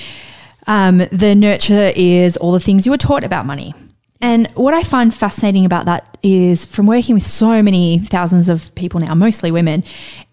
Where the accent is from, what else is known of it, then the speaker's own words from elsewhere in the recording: Central Coast, New South Wales, Australia; I grew up on the Central Coast. I grew up with a single mom in housing commission